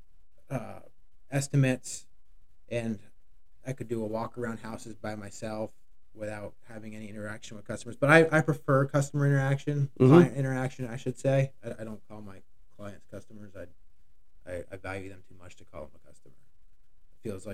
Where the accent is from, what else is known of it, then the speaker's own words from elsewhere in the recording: Shelburne, Vermont, United States; also born or lived in Starksboro, Vermont; I've been in Vermont my whole life, 40 years. I grew up in Shelburne. I now live in Starkesboro.